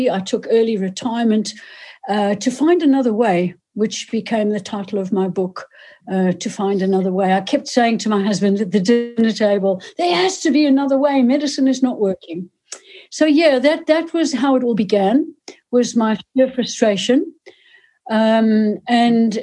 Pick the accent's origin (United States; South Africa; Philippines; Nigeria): South Africa; moved away as an adult; also born or lived in United Kingdom; I am South African, born and bred, and went to university there.